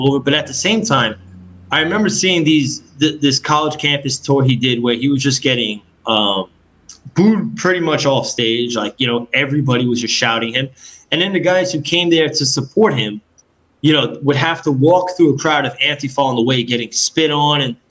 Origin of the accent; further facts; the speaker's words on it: New York City, New York, United States; moved away as an adult; also born or lived in California; I grew up in Queens, New York